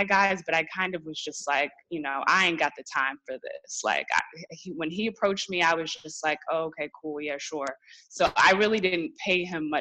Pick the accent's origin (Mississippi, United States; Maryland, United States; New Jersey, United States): Maryland, United States; Columbia; moved away as an adult; also born or lived in Syracuse, New York; now in New York City, United States; I moved back home after graduating, and I was like, okay, I am from Columbia, Maryland